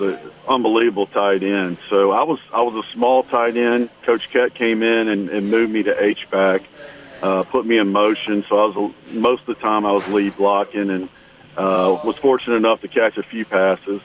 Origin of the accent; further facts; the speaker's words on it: Baton Rouge, Louisiana, United States; I grew up in Baton Rouge and went to Catholic high school